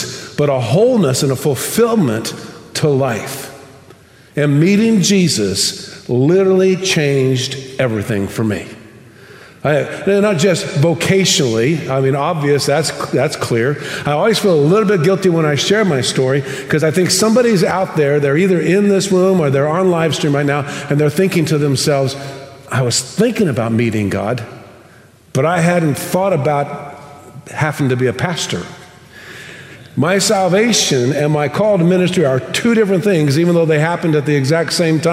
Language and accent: English; United States; now in Tomball, United States